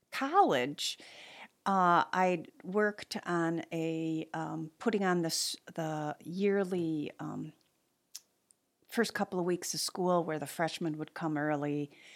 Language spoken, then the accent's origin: English; Manistee, Michigan, United States; I grew up in Manistee